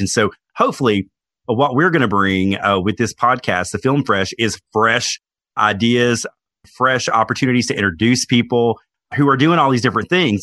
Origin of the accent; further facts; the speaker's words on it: Knoxville, Tennessee, United States; I was born in Knoxville, Tennessee